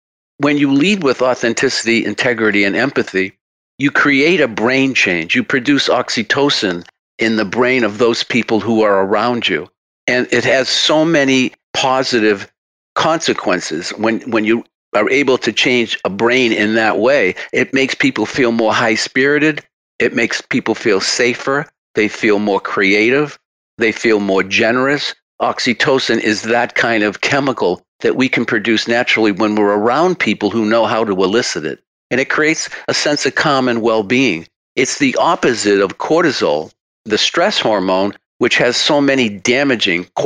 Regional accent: Massachusetts, United States; accent: Massachusetts; with my Massachusetts accent

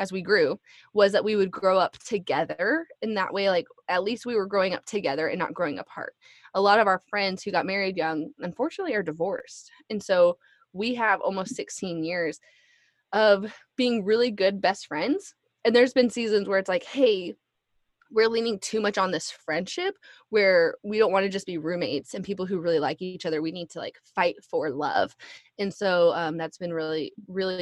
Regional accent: Alaska, United States; we're from Alaska

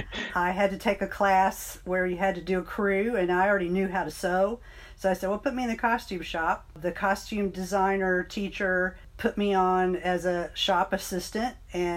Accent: Bowling Green, Kentucky, United States; also born or lived in Ohio; I was born in Ohio. My dad was in the military, and then he went to graduate school, and we ended up in Bowling Green, Kentucky, where I did most of my schooling

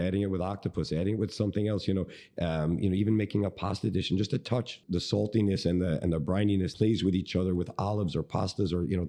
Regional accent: New York, United States; now in Miami, United States; I grew up in New York, born and raised, grew up in the restaurant business. As a 10-year-old Italian boy

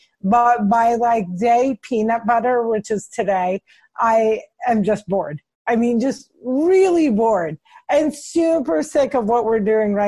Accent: New Jersey, United States; I'm from Jersey. I'm not trash.

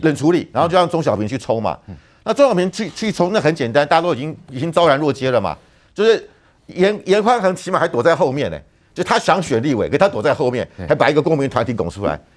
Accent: Taiwan; 我们台湾人

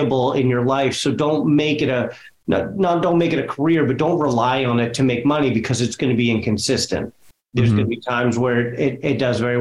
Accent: Boston, Massachusetts, United States; I grew up in West Roxbury, actually in West Roxbury now

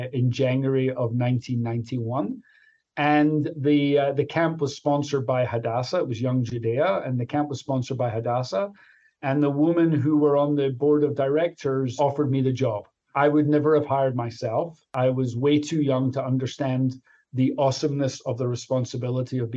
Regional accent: Glasgow, Scotland, United Kingdom; moved away as an adult; also born or lived in Chicago; now in United States; as your listeners can probably tell, even after being here for 33 years, I'm from Glasgow, Scotland

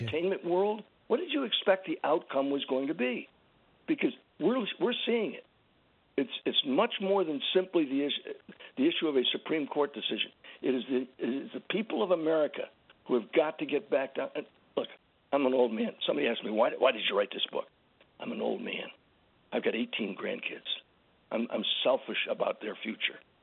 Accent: San Antonio, Texas, United States; I, I was born in San Antonio, which is the biggest city close enough to Uvalde

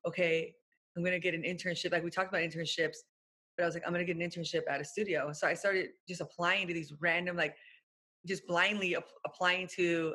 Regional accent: Orange County, California, United States; I'm from Orange County.

